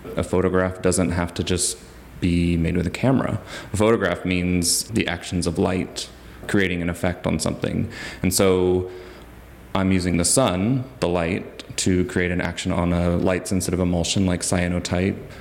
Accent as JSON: {"language": "English", "town": "Huntsville", "region": "Alabama", "country": "United States", "tie": "born or raised there", "also_born_or_lived": "Philadelphia / Maine", "moved": "as an adult", "lives_now": "Athens, Georgia, United States", "said": "I grew up in Huntsville, Alabama, which is known as the Rocket City"}